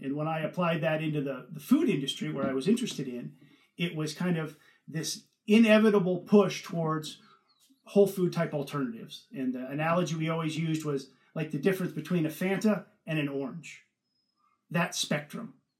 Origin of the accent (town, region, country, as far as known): Northern California, United States; born or raised there; moved away as an adult; also born or lived in Ohio; now in United Kingdom